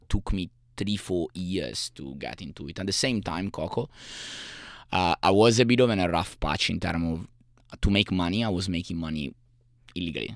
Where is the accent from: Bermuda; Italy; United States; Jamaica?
Italy; Savona, Liguria; English is a second language; moved away; I was born in Italy, in a little city called Savona